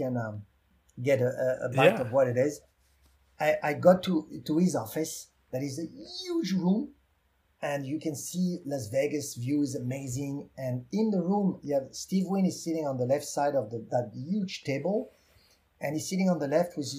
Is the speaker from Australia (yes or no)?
no; France; accent: French; English is a second language; moved away; I'm French